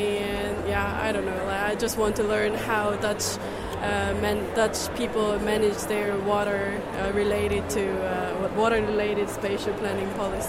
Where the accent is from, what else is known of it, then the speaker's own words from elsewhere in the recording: South Korea; English is a second language; moved away as an adult; now in Netherlands; I'm originally from South Korea.